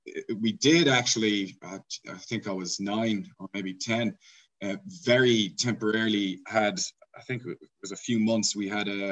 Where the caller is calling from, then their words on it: Pietermaritzburg, KwaZulu-Natal, South Africa; So I'm joining from my office on campus. It's a town called Pietermaritzburg in KwaZulu-Natal. It's the capital of the province